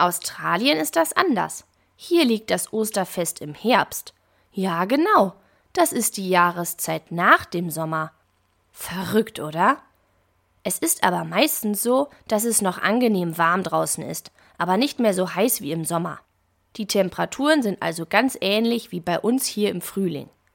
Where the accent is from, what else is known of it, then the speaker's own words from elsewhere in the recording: Germany; Bei uns in Deutschland